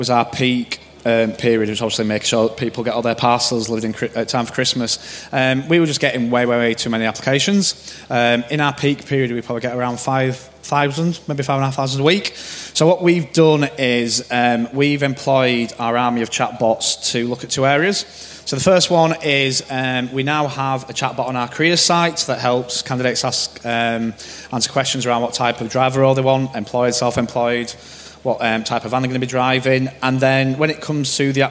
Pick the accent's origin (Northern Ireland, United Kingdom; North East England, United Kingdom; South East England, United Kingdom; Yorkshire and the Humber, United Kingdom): Yorkshire and the Humber, United Kingdom; I'm from Yorkshire